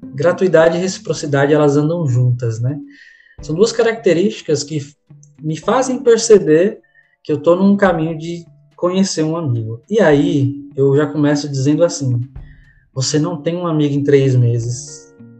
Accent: São Paulo, Brazil; moved away as an adult; also born or lived in Northeast Brazil; Eu sou natural de São Paulo, né? Estou em São Paulo agora, embora muitas pessoas me conheçam do Nordeste

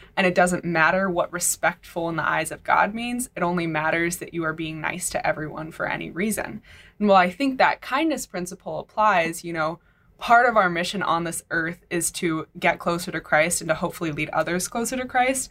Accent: California, United States; moved away; I'm from California.

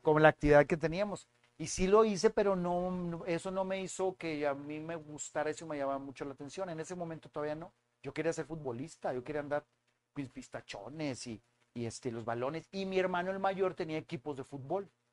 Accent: San Nicolás de los Garza, Nuevo León, Mexico; also born or lived in Monterrey; Yo soy de Monterrey, nacido aquí en La Conchita

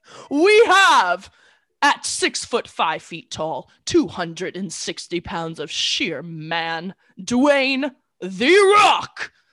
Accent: California, United States; growing up in California

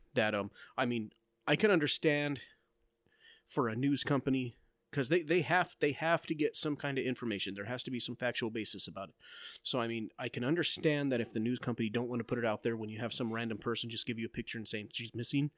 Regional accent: Globe, Arizona, United States; my hometown. Like, my son wanted to go with his friend walking to go to downtown Globe

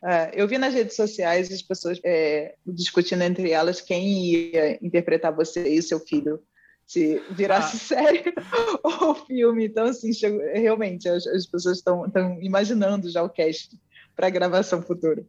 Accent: Rio de Janeiro, Brazil; eu nasci no Rio de Janeiro

